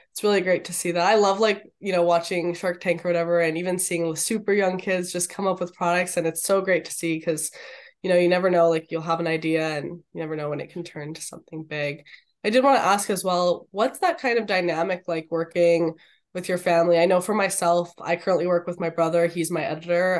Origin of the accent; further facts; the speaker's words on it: Canada; being Canadian